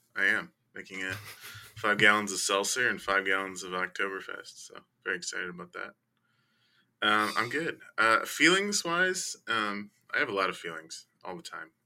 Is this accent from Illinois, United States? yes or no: yes; Chicago, Illinois, United States; I grew up in Chicago.